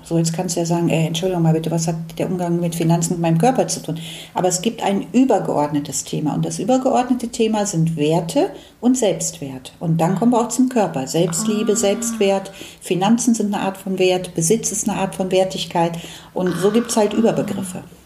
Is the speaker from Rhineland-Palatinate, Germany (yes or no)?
no; Cologne, North Rhine-Westphalia, Germany; ich bin ja in Köln aufgewachsen